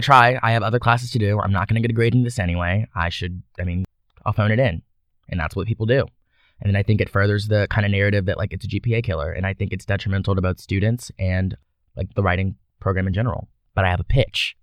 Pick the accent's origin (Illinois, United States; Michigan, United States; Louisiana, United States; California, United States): Louisiana, United States; Baton Rouge; So I'm from Baton Rouge, Louisiana. Um, I grew up there my whole life.